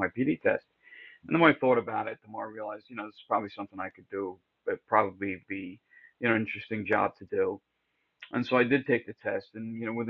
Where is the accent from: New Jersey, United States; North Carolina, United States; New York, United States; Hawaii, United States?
New York, United States; upstate; moved away as an adult; also born or lived in Bronx, New York / Rockaway Beach, New York; I was born in the Bronx, but I spent most of my formative years in upstate New York